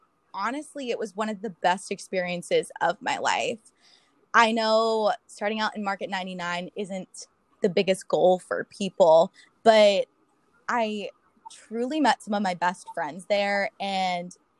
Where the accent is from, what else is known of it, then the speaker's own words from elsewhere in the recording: Pittsburgh, Pennsylvania, United States; I'm originally from Pittsburgh